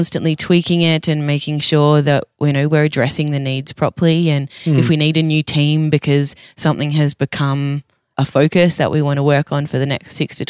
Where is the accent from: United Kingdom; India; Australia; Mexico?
Australia; I'm crazy Australian.